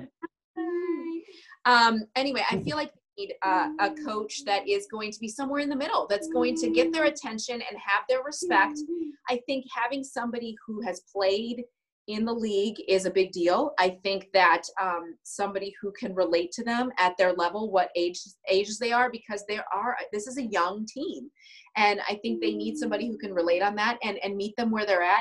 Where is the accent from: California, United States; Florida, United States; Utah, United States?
Florida, United States; Sarasota; moved away; I was in Florida when he was with the White Sox, and that was my hometown